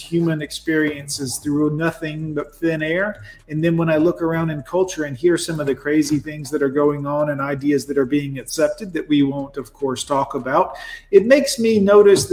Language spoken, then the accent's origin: English; United States; I'm American as apple pie.